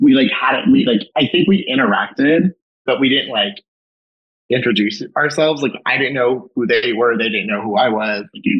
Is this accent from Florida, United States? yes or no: no; Long Island, New York, United States; Long Island.